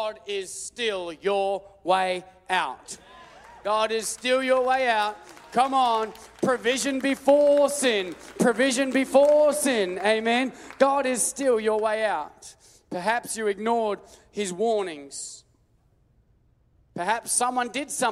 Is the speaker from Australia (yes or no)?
yes; Australia; I'm Australian